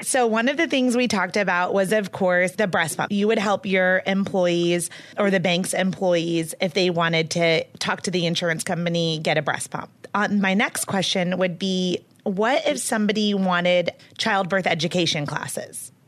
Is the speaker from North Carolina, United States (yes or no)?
yes; Charlotte, North Carolina, United States; I'm from Charlotte, North Carolina